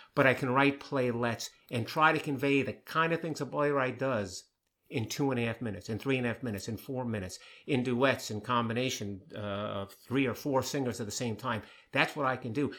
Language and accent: English; New York, United States; I grew up in New York. I'm a, a Jewish person from New York